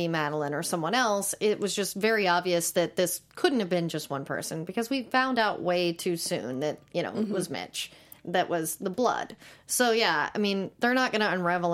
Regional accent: Texas, United States; I'm from Texas

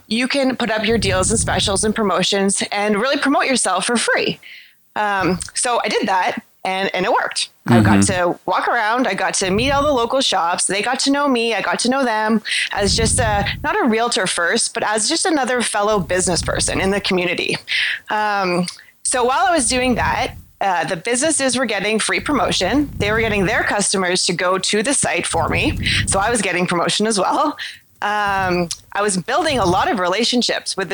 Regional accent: Toronto, Ontario, Canada; I'm from Toronto, Canada

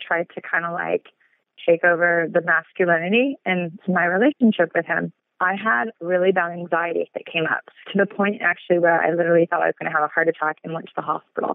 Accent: Los Angeles, California, United States; I'm born and raised in Los Angeles

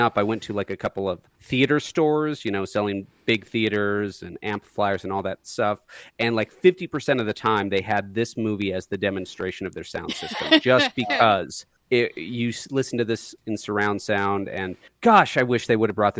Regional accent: Portland, Oregon, United States; I'm from Portland, Oregon.

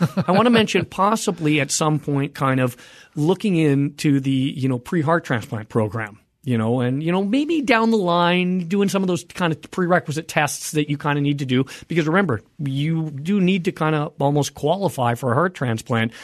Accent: Canada; now in United States; I am a Canadian, I'm a dual

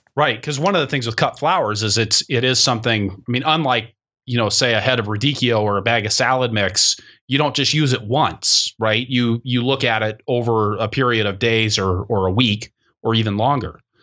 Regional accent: Seattle, Washington, United States; I grew up in Seattle

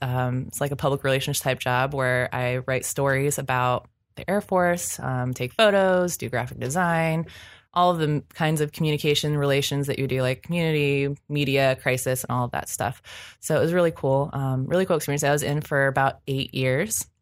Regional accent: Ohio, United States; I grew up in Ohio

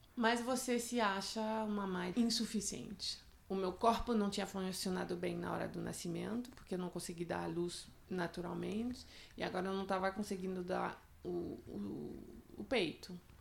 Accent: France; moved away; eu sou francesa

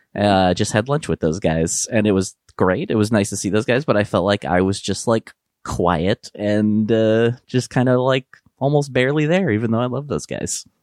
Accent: Midwest, United States; growing up in the Midwest

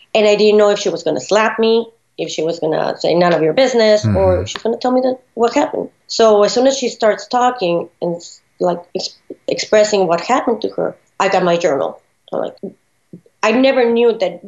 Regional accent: Ciudad Juárez, Chihuahua, Mexico; also born or lived in El Paso, Texas, United States; now in Philadelphia, United States; growing up in Juarez, the border town of El Paso, Texas

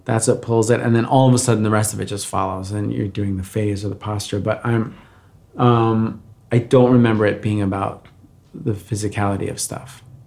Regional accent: Valley Stream, New York, United States; born or raised there; moved away as an adult; also born or lived in Brazil / Bayside, Queens; now in Los Angeles, United States

